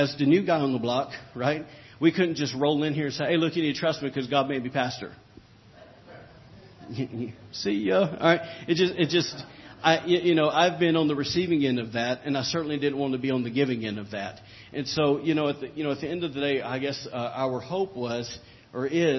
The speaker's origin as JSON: {"language": "English", "region": "the South", "country": "United States", "said": "I'm from the South"}